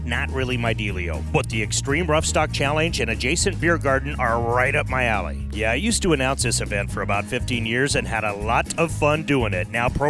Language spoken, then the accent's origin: English; Bassett, Nebraska, United States; This is my hometown